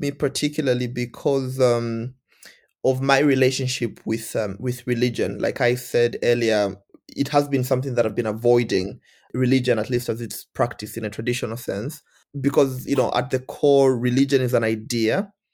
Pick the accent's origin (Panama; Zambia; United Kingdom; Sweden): Zambia; moved away as an adult; also born or lived in India; I'm from Zambia